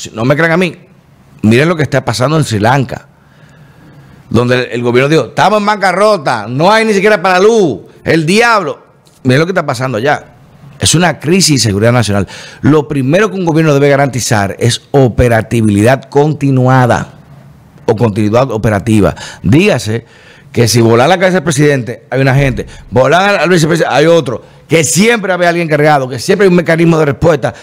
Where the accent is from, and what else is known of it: Dominican Republic